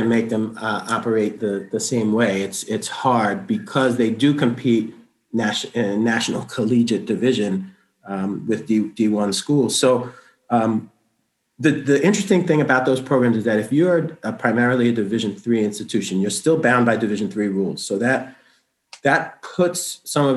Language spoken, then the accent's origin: English; New York City, New York, United States; also born or lived in Madison, New Jersey; now in Lewiston, United States; I grew up in Brooklyn, New York.